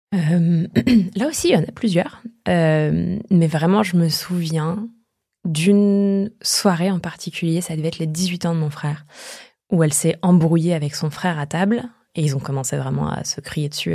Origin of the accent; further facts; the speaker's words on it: eastern France, France; moved away as an adult; je viens de ma petite contrée de l'Est que j'avais jamais quittée avant.